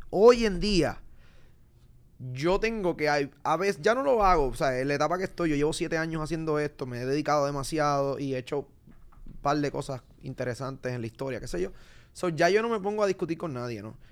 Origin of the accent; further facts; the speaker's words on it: Puerto Rico; Desde que yo salí de Puerto Rico